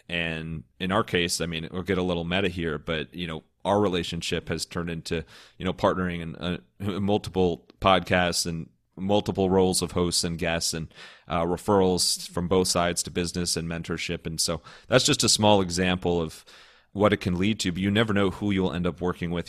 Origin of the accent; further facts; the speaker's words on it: Cleveland, Ohio, United States; moved away as an adult; Born and raised in Cleveland, uh, lived there up until college